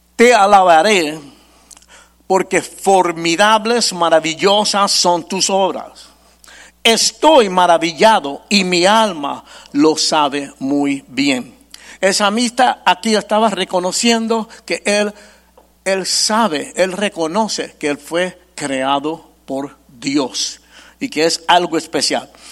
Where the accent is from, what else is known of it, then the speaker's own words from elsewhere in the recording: New York, United States; Yo nací y me crié en Nueva York